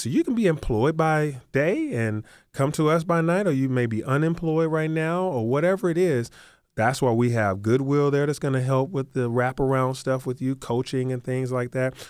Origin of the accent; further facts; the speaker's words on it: Atlanta, Georgia, United States; I grew up in Atlanta